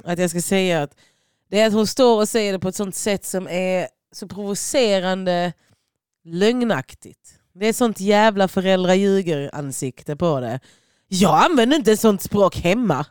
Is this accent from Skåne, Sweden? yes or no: yes; Lund, Skåne, Sweden; also born or lived in Croatia; jag växte upp på Gunnesbo